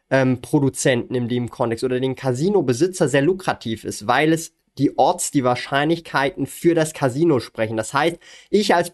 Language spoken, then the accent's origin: German; Switzerland